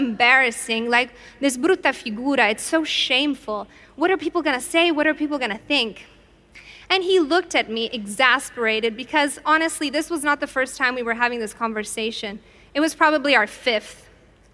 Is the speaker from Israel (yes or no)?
no; Italy; I, however, grew up in Italy